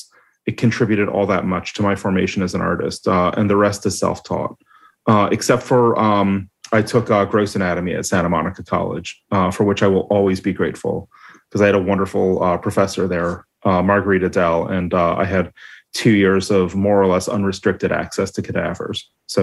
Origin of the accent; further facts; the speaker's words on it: Toronto, Ontario, Canada; Toronto, mostly.